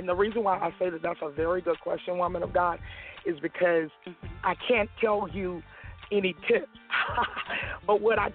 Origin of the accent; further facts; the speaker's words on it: Florida, United States; moved away as an adult; also born or lived in Atlanta, Georgia; now in Petersburg, Virginia, United States; I'm originally from Florida. I moved from Florida back in 2003